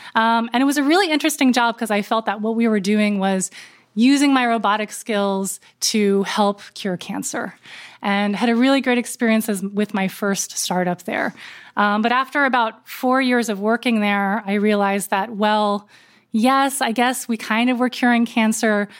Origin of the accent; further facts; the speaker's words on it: Berkeley Heights, New Jersey, United States; I moved from Berkeley to Berkeley Heights, New Jersey. Um, grew up in suburbia